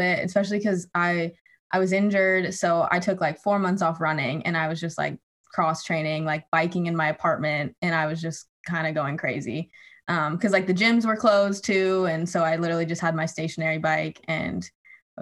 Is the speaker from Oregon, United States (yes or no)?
yes; Oregon, United States; moved away as an adult; also born or lived in Flagstaff, Arizona; So I'm from Oregon originally, and my family kind of lives like in the suburbs.